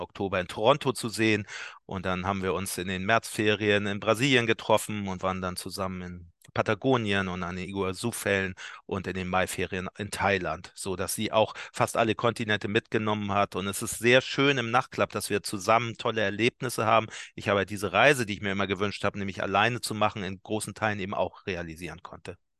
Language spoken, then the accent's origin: German; Hamburg, Germany; ich bin ja alter Barmbicker hier, äh, so ein Arbeiterstadtteil